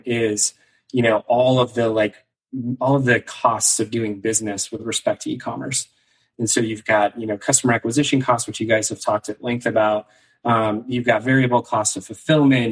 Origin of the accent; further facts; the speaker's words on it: Maine, United States; moved away; also born or lived in New York City; I grew up in Maine originally